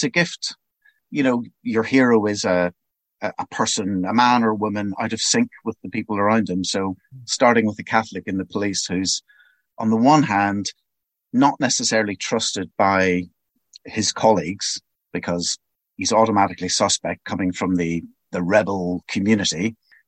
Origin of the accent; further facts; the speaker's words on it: Belfast, Northern Ireland, United Kingdom; moved away; I'm originally from Belfast. I grew up there and I lived there through the political troubles